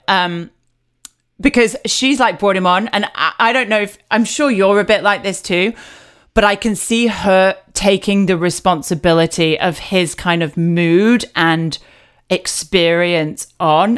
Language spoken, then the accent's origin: English; United Kingdom; I'm British